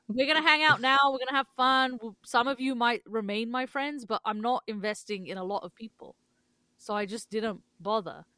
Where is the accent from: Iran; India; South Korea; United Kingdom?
United Kingdom; England; now in Canada; growing up in England